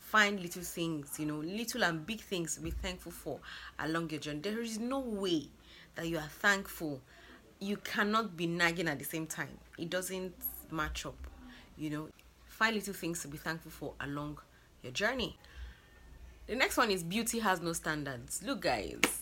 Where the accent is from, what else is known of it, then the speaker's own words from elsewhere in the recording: Lagos, Nigeria; I'm from Lagos, Nigeria